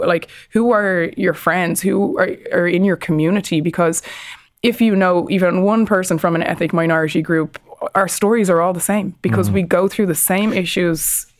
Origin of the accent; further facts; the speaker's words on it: Ireland; We've got people in Canada, Australia, New Zealand, the Great Britain. We're all over the world as Irish people.